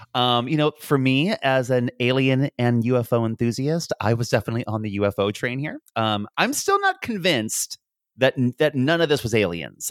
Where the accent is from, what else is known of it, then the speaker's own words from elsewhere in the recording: United States; now in Dublin, Ireland; as an American